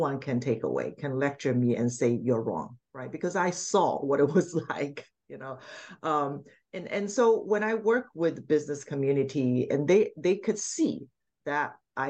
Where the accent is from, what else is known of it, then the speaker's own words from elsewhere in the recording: Shanghai, China; now in Maryland, United States; I grew up in Shanghai